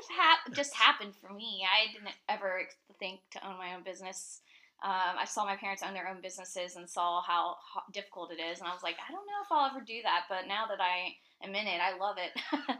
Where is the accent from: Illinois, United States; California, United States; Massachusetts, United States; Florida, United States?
Florida, United States; Tampa; moved away as an adult; now in Asheville, United States; we're originally from Tampa, Florida